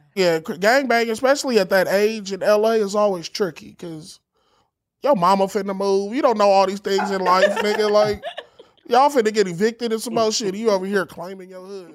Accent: Los Angeles, California, United States; I'm from L

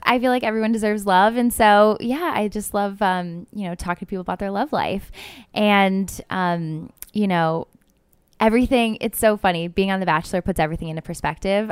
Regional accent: Cleveland, Ohio, United States; I'm from Ohio, Cleveland area

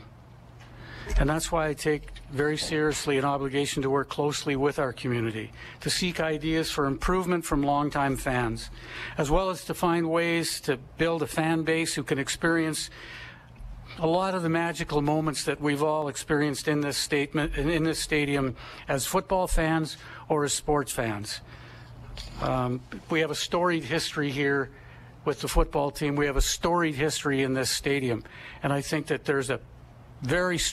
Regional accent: Edmonton, Alberta, Canada; I was born and raised in Edmonton

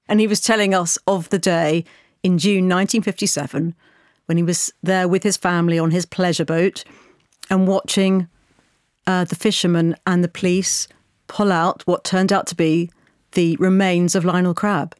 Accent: United Kingdom; as a British person

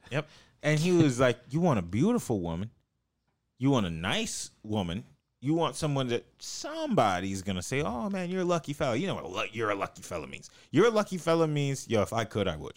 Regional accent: Los Angeles, California, United States; it's like L.A.

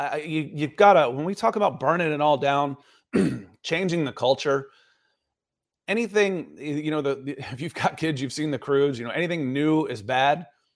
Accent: Atlanta, Georgia, United States; I grew up in Atlanta with Atlanta Sports.

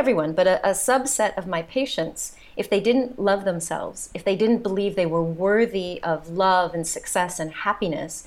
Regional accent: United States; accent: American; moved away as an adult; also born or lived in south of France; now in France; you can tell by my accent, I'm the American here.

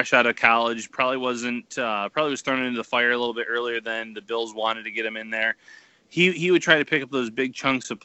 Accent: Western New York, United States; I grew up in Western New York

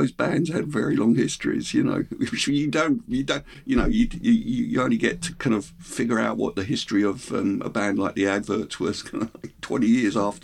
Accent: Hemel Hempstead, East of England, United Kingdom; I grew up in Hemel Hempstead, it's a new town

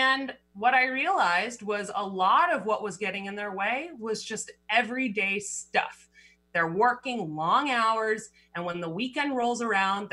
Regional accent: Berkeley, California, United States; moved away as an adult; also born or lived in Boulder, Colorado; now in Seattle, United States; I grew up in Berkeley, California, went to school at Boulder

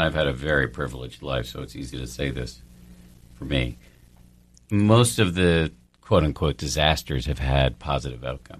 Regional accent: Newton, Massachusetts, United States; I was raised by doctors in Newton, Massachusetts.

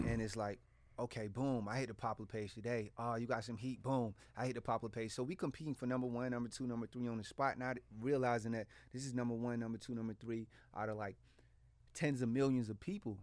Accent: Portsmouth, Virginia, United States; I'm from Portsmouth. Like, this is, this is, I grew up around this

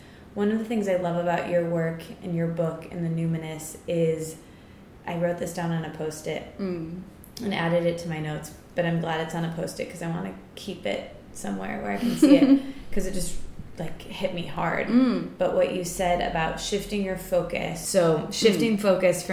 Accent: Midwest, United States; moved away as an adult; now in New York, United States; where I grew up in the Midwest and lived there until 2 months ago

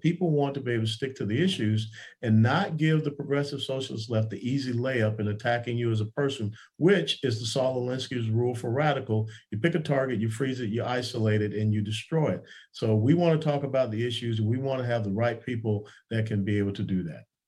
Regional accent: Georgia, United States; I was born and raised in Georgia

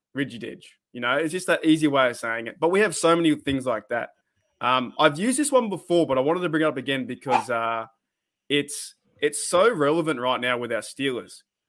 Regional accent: Central Coast, New South Wales, Australia; accent: Australian; We in Australia, as you guys already know from my voice and my accent and the way how I speak

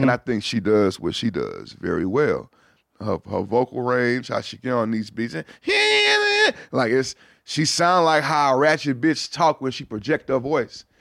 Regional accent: Houston, Texas, United States; being from Houston

